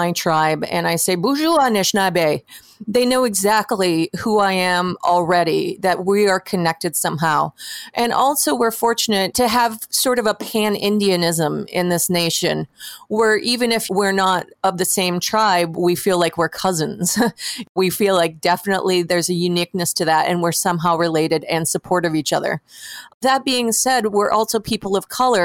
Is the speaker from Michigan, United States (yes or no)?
yes; Munising, Michigan, United States; moved away; I'm from Munising, Michigan, also known as Chimising